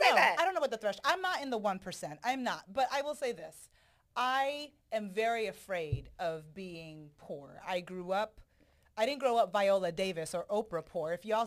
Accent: Jamaica; So I'm also Jamaican.

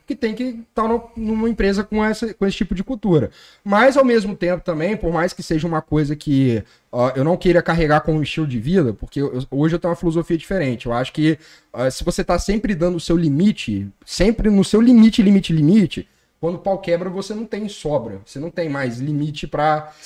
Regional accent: Colatina, Espírito Santo, Brazil; sou de Colatina

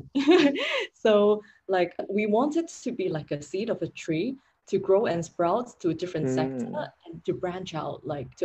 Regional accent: Hong Kong; moved away as an adult; also born or lived in London, United Kingdom / Paris, France / Milan, Italy; I'm from Hong Kong

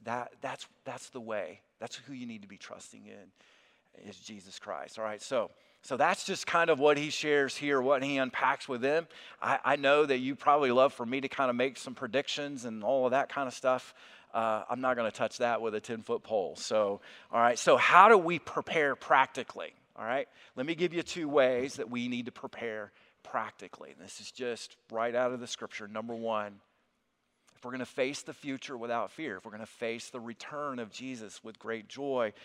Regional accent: South Alabama, United States; moved away as an adult; also born or lived in Kentucky; I'm originally from South Alabama

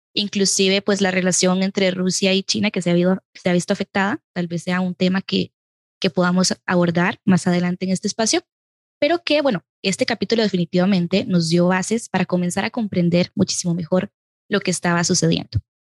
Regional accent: Costa Rica; yo como costarricense

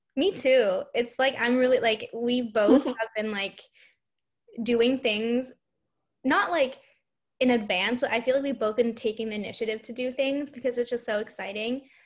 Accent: Hong Kong; now in United States; we are both from Hong Kong.

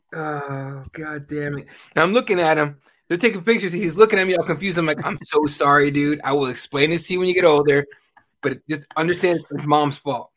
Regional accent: Mexico; moved away; I'm from Mexico

